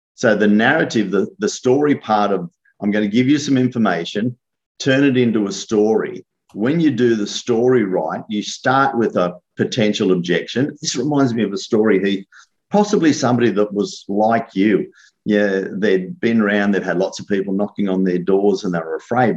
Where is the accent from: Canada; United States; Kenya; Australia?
Australia; me being an Aussie